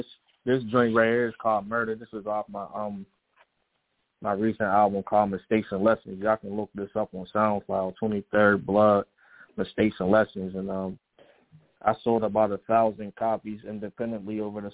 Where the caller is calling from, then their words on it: Pittsburgh, Pennsylvania, United States; I'm calling from Pittsburgh, a.k.a. the Still City, PA, stand up.